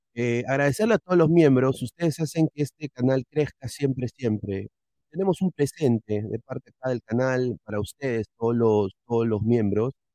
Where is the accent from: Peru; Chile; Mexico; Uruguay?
Peru; todos como peruanos